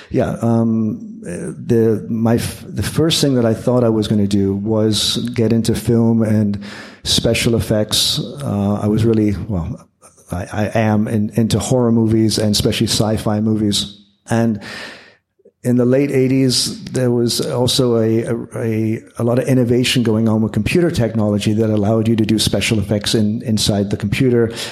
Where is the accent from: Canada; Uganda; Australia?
Canada; Windsor, Ontario; growing up in Canada